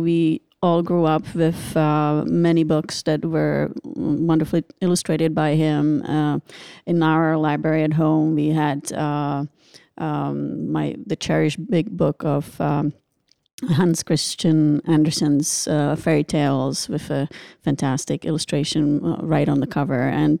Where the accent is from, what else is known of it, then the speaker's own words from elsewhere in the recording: Czechia; English is a second language; As I said, I'm Czech. I grew up in Czechoslovakia